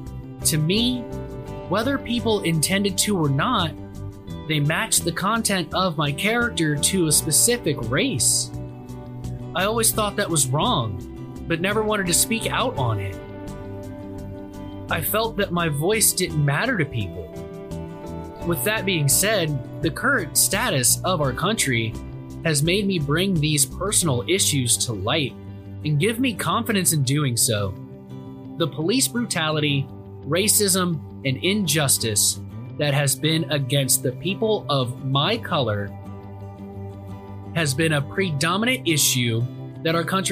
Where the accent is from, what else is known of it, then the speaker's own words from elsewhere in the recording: Worthington, Ohio, United States; Growing up in Worthington, Ohio, my whole life, I've been very fortunate to live in a safe community with great people.